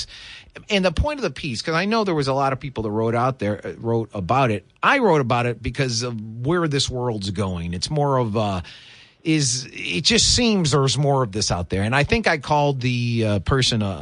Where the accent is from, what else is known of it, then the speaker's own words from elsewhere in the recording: Michigan, United States; now in West Michigan, United States; I'm from Michigan, the east side of the state. But after college, I moved away. In 06, I moved back to this part of the state.